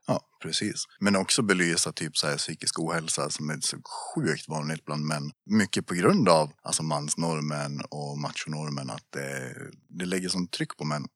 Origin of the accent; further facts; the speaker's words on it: Gustafs, Dalarna County, Sweden; also born or lived in Borlänge; Jag är väl från, eh, från byn Gustafs